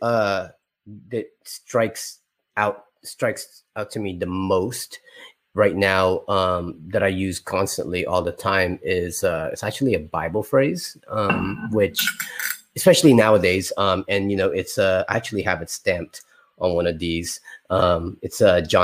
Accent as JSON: {"language": "English", "region": "Florida", "country": "United States", "said": "we're from Florida"}